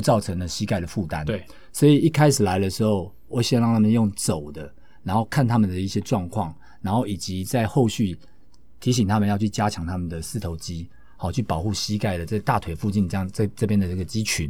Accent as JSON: {"language": "Chinese", "country": "Taiwan", "said": "我在我们台湾最大的行销传播集团叫电通，安吉斯集团"}